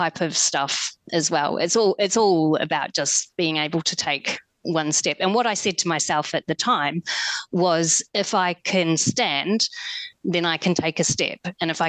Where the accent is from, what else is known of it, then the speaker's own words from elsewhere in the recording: New Zealand; moved away; I'm originally from New Zealand, I grew up in a small lifestyle block of 1 acre.